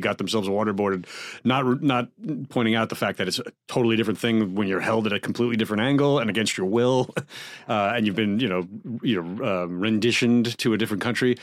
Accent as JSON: {"language": "English", "country": "United States", "said": "as American taxpayers and voters"}